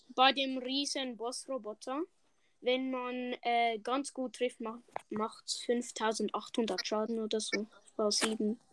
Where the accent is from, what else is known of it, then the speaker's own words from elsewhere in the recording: Switzerland; Ich bin eigentlich erst der Schweizer